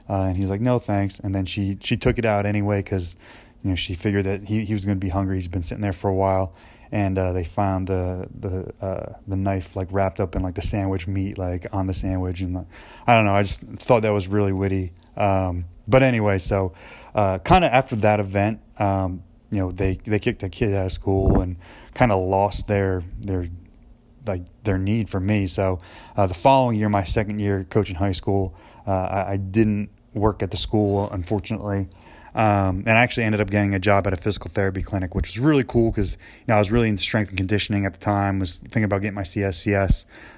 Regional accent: New Jersey, United States; now in McKenzie, United States; You know, I'm moving from New Jersey, where there's, you know, 4 malls within 15 minutes of me, and, you know, out in McKenzie, there's not a whole lot.

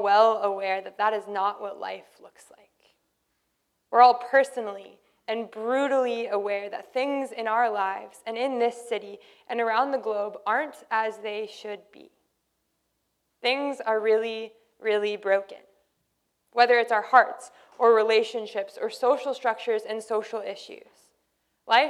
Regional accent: Canada; we're Canadian

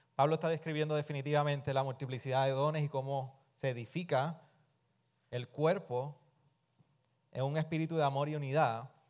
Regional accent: Puerto Rico; somos puertorriqueños

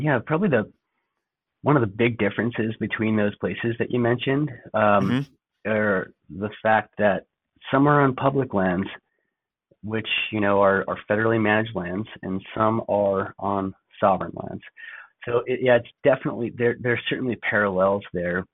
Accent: Gallup, New Mexico, United States; also born or lived in Navajo Nation / Monument Valley area; now in Flagstaff, United States; I'm actually from Gallup, New Mexico. Uh, lived around there and also kind of skipping back and forth on and off the Navajo Nation, uh, Monument Valley area

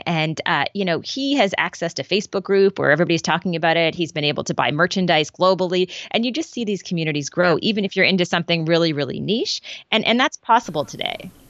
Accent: Prince Edward Island, Canada; I'm from Prince Edward Island

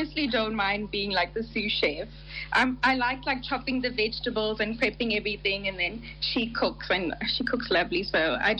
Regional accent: Johannesburg, Gauteng, South Africa; We're from Johannesburg, but my mom is originally from Pietermaritzburg.

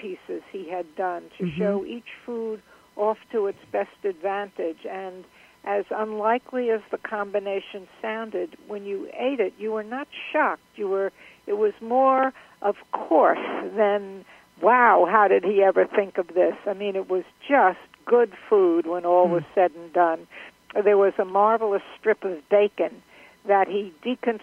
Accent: New York City, New York, United States; Frozen Milky Way is something I grew up with in Brooklyn

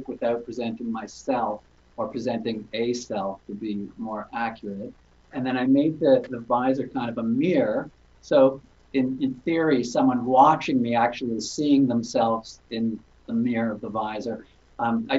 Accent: Toronto, Ontario, Canada; from Toronto, Canada.

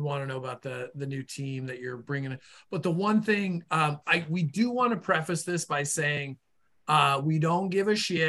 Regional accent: Boston, Massachusetts, United States; accent: Boston; my Boston get off my yard accent

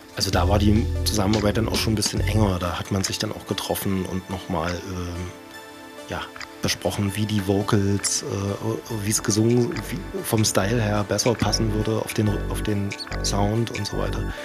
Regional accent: Dessau, Saxony-Anhalt, Germany; moved away as an adult; now in Leipzig, Germany; ich war ja vorher in Dessau äh, ansässig oder das ist halt meine Heimatstadt

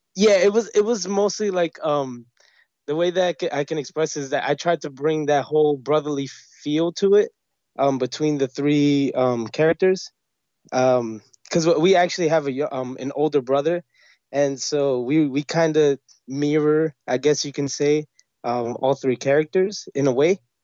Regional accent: New York City, New York, United States; also born or lived in Brooklyn; born and bred, uh, I grew up in Queens

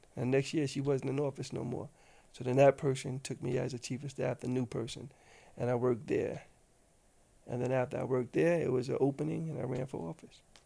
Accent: New York City, New York, United States; I come from South Jamaica, the old school South Jamaica

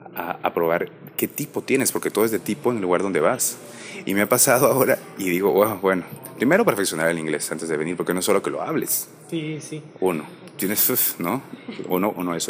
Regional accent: Guatemala; yo soy de Guatemala

